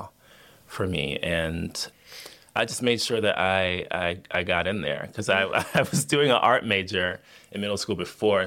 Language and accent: English; Miami, Florida, United States; I'm originally from Miami, Florida.